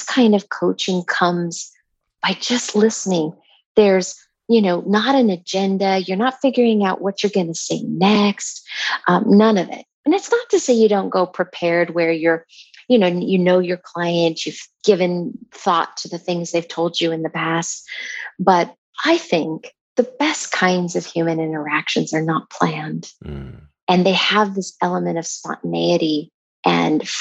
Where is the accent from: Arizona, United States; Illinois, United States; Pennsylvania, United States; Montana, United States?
Montana, United States; I grew up in Montana